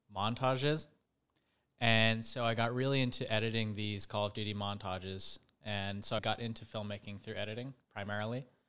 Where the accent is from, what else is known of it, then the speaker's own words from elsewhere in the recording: Bay Area, just north of San Francisco, California, United States; I grew up in the Bay Area, just north of San Francisco